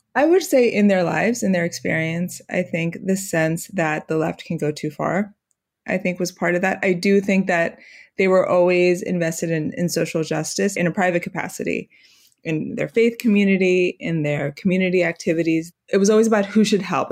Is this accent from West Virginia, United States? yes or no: no; Miami, Florida, United States; moved away as an adult; also born or lived in New York; I was born and raised in Miami, and like many people of my generation, I had to go away from home, so I spent twenty-two years in New York.